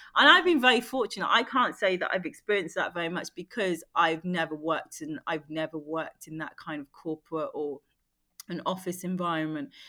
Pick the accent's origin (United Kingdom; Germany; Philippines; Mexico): United Kingdom; London; I grew up in London where, you know, it's very multicultural.